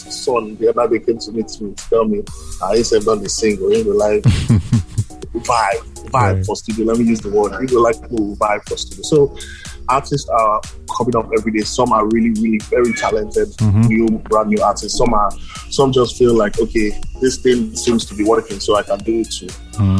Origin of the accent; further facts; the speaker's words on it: Nigeria; See, you're dealing with Nigerians, you have to be a Nigerian too.